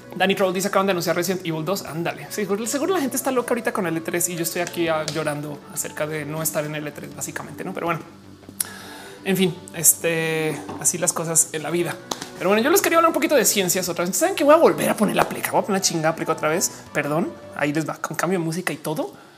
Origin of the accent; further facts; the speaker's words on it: Mexico; also born or lived in Colombia; yo soy mujer mexicana